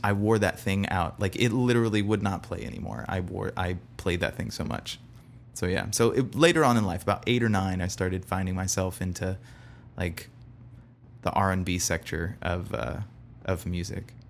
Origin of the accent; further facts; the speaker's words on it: Bradenton, Florida, United States; originally born in Bradenton, Florida